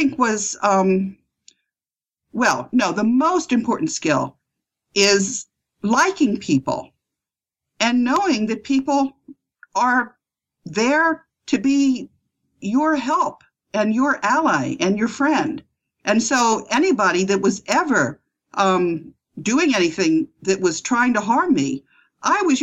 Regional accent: United States; I'm an American, and I studied at New York University and Yale Law School.

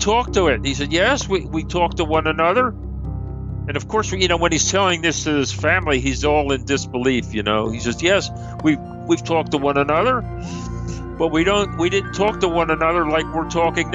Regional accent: Philadelphia, Pennsylvania, United States; I'm from Philadelphia

